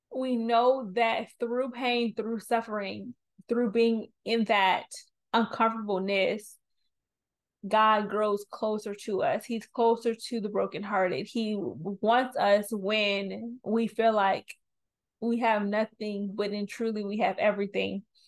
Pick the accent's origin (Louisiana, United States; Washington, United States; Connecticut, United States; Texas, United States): Louisiana, United States; New Orleans; I'm from New Orleans, I'm this age